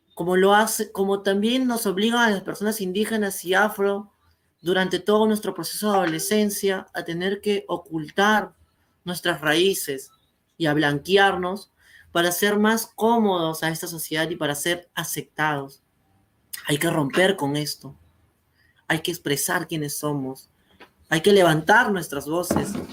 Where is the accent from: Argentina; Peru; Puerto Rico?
Peru; en mi país de Perú